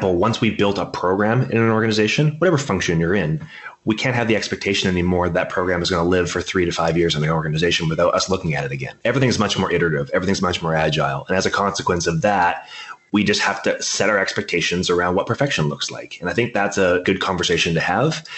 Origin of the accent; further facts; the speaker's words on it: Canada; I'm a Canadian.